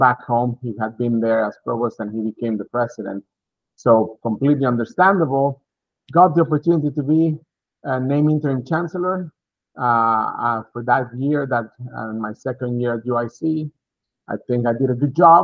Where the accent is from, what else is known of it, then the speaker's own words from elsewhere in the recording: Mexico; moved away as an adult; also born or lived in Texas, United States; now in Massachusetts, United States; originally from Mexico, I grew up in Mexico, started my bachelor's degree there, finished my bachelor's degree in economics at Monterey Tech, Mexico